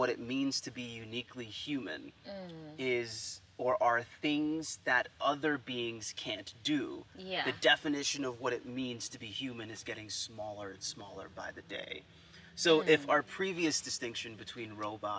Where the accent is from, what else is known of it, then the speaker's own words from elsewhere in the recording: United States; me being American